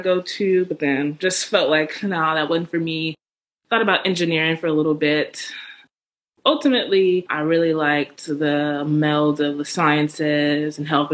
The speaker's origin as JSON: {"language": "English", "town": "Houston", "region": "Texas", "country": "United States", "tie": "born or raised there", "also_born_or_lived": "New Orleans / Galveston / Durham", "lives_now": "Dallas, United States", "said": "I grew up in Houston"}